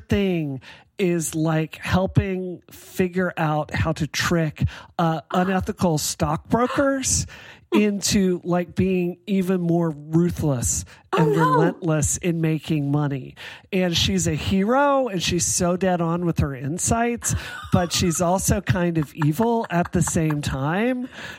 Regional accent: Mississippi, United States; now in Massachusetts, United States; I grew up in Mississippi.

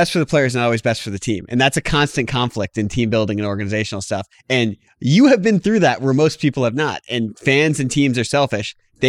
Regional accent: Washington, District of Columbia, United States; I grew up in Washington, D.C.

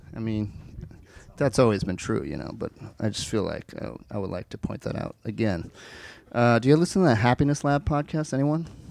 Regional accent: Cleveland, Ohio, United States; I'm from Cleveland

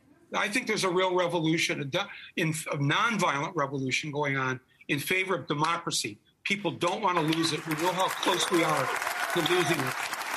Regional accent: Midwest, United States; I'm from the Midwest.

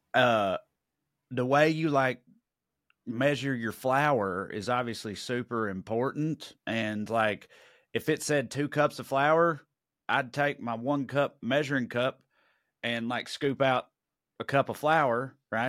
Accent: United States; I'm American

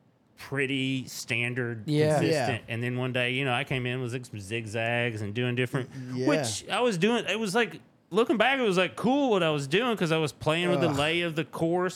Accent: Tennessee, United States; accent: southern drawl; I'm from Tennessee

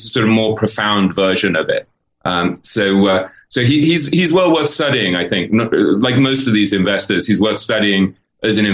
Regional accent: England, United Kingdom; moved away as an adult; also born or lived in New York; I grew up in England

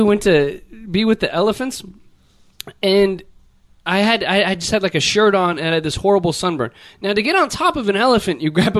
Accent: Los Angeles, California, United States; I'm from LA, like United States of America.

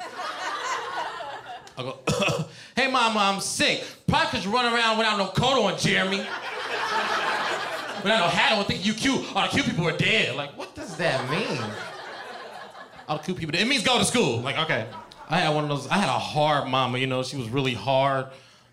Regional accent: Cincinnati, Ohio, United States; now in California, United States; I'm from Cincinnati

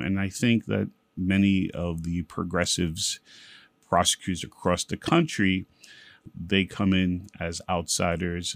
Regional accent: New York City, New York, United States; also born or lived in Bedford-Stuyvesant, Brooklyn / Williamsburg, Brooklyn; mostly I grew up in East New York and Brooklyn

